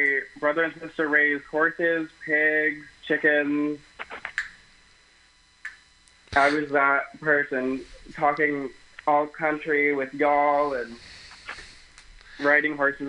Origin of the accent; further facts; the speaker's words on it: Tulare, California, United States; I grew up in Tulare, California.